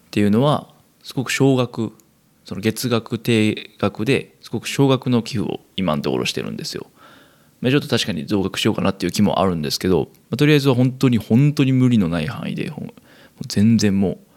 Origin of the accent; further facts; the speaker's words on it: Kansai, Japan; 生まれも育ちも関西という生粋の関西人私